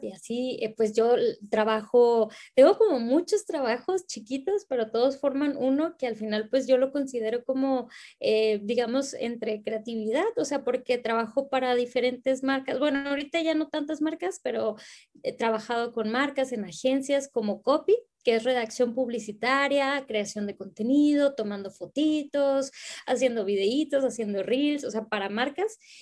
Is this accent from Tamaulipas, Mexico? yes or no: yes; Reynosa, Tamaulipas, Mexico; now in Monterrey, Mexico; vivo acá en, en la ciudad de Monterrey, este, pero soy de Reynosa, soy de la frontera, orgullosamente tamaulipeca